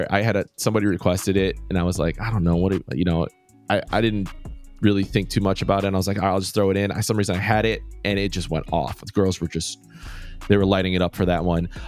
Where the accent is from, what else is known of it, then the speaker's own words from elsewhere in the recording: Chicago, Illinois, United States; I'm from Chicago